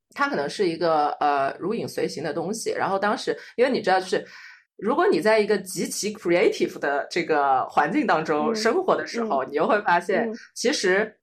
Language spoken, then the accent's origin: Chinese; Changsha, Hunan, China; also born or lived in Beijing / Philadelphia / Bloomington / Chicago; now in Shenzhen, China; 我来自湖南长沙